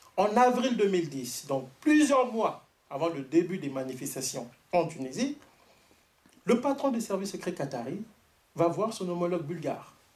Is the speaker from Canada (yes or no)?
yes; Canada; je suis canadien